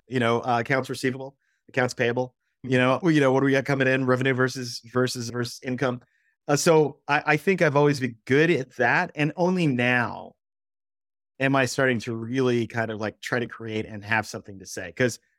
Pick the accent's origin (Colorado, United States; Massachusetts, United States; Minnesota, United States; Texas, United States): Texas, United States; which I was kind of used to when I was used to that growing up in Texas.